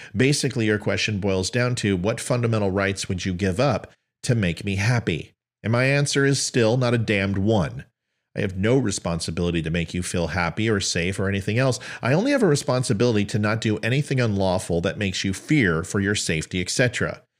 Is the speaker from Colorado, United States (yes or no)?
yes; Aurora, Colorado, United States; moved away; also born or lived in El Paso, Texas; I'm from Aurora, Colorado